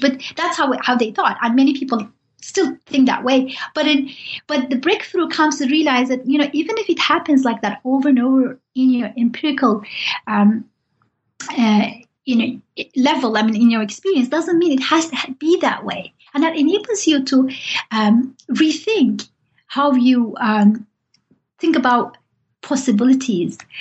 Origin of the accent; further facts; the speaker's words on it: Turkey; I'm from Turkey